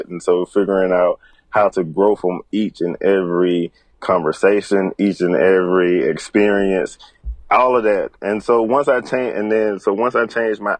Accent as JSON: {"language": "English", "area": "Bertie County", "region": "North Carolina", "country": "United States", "tie": "born or raised there", "said": "my hometown of Bertie County in North Carolina"}